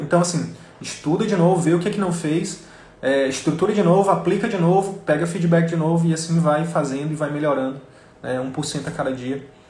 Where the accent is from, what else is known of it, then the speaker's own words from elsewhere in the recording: interior of Piauí, Brazil; moved away; lá do interior do Piauí, que é a minha terra natal